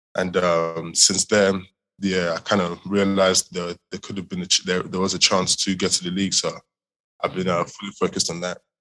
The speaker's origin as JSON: {"language": "English", "region": "England", "country": "United Kingdom", "tie": "born or raised there", "also_born_or_lived": "Nigeria", "moved": "as an adult", "lives_now": "Houston, United States", "said": "I was uh, born and raised in Nigeria. Um, moved over to the UK uh, when I was around when I was nine, 2011 time"}